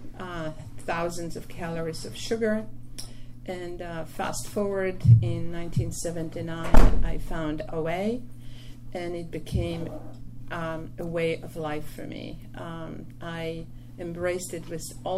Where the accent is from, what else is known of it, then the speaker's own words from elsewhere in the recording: Poland; English is a second language; moved away as an adult; now in New York City, United States; I was born in Poland 3 years after World War II